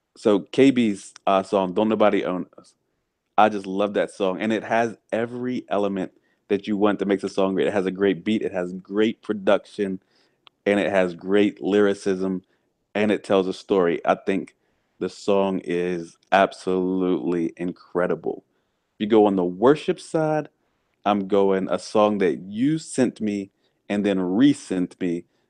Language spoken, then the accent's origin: English; the South, United States; I grew up in the South on sweet tea